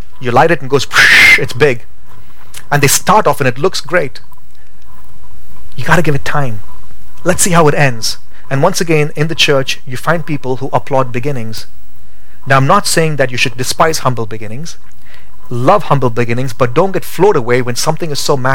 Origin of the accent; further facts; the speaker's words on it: India; moved away as an adult; now in Boise, United States; Growing up in India